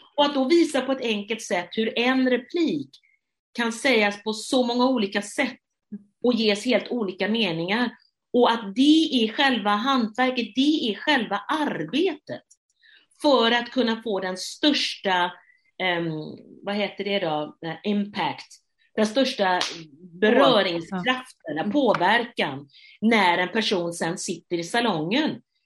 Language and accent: Swedish; Gothenburg, Västra Götaland, Sweden; jag som göteborgare